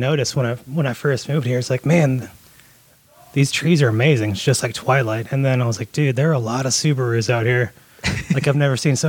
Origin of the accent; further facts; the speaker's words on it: Jacksonville, Florida, United States; Jacksonville, Florida.